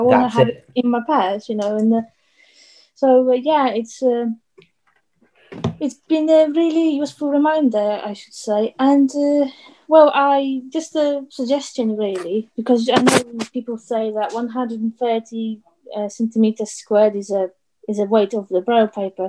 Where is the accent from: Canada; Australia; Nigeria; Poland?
Poland; moved away; I am from Poland